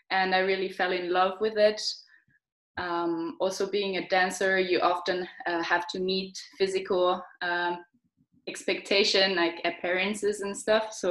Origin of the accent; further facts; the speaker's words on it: Switzerland; also born or lived in London / Austria; now in Germany; Um, I come from Switzerland.